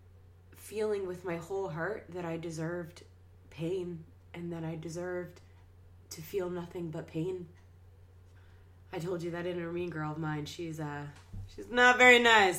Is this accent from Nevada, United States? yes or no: no; Washington, Pennsylvania, United States; I'm from Washington, PA, a little suburb of Pittsburgh.